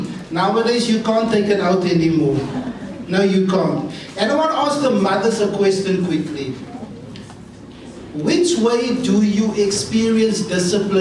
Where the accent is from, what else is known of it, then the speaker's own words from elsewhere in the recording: Cape Town, Western Cape, South Africa; I'm from Cape Town.